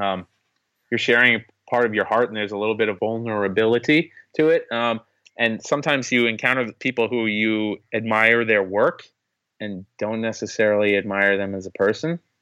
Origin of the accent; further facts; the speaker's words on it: New York, United States; being a New Yorker